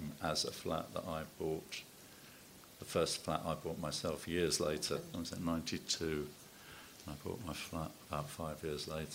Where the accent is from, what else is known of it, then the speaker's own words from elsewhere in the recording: London, United Kingdom; also born or lived in Hackney; growing up in Walthamstow and then in Hackney